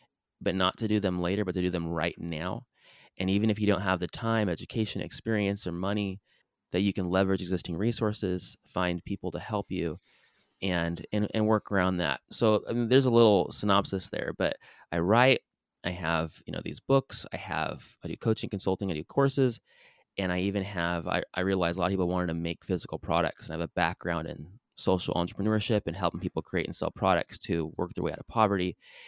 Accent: San Diego, California, United States; also born or lived in Brazil; I grew up in San Diego, California, born and raised. I lived in Brazil for a couple years, actually, as a service missionary.

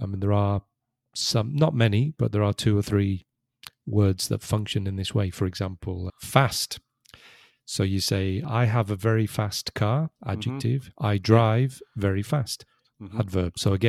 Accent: Liverpool, North West England, United Kingdom; accent: Scouse; you would not immediately recognize that I'm from Liverpool because I do not have a Scouse accent anymore.

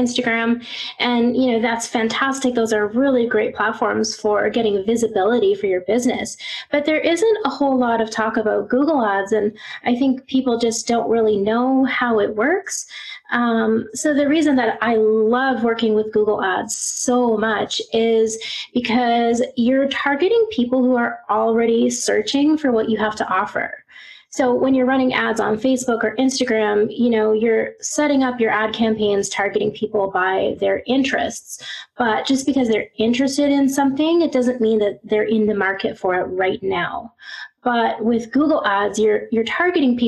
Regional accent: Canada; moved away as an adult; now in Glasgow, United Kingdom; I am Canadian born and raised, but right now I'm living in Glasgow, Scotland

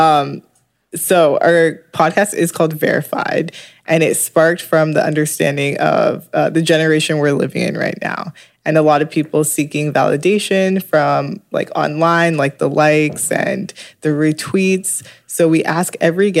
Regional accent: London, Ontario, Canada; now in Toronto, Canada; I'm from London, Ontario

